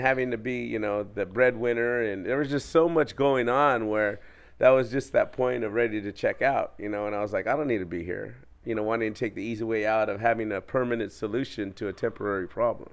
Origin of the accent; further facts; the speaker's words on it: Orange County, California, United States; I'm from Orange County, California, and you know, growing up in a um, gang challenged neighborhood